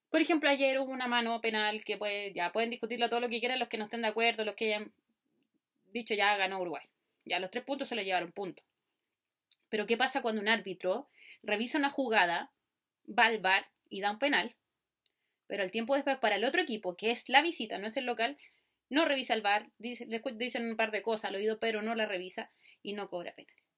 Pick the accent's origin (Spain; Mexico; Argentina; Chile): Chile; como nací en Chile, el fútbol y el tenis son los más característicos. Cuando era chica vi a Marcelo Ríos ser el número uno del mundo